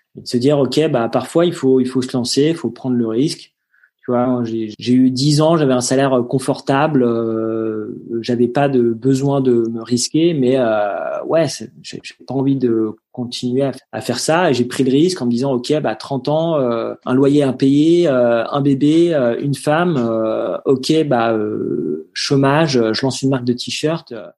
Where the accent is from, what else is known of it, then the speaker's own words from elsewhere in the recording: Gouvieux, Hauts-de-France, France; also born or lived in Paris; J'ai grandi dans l'Oise, à Gouvieux, euh, une petite commune à côté de Chantilly.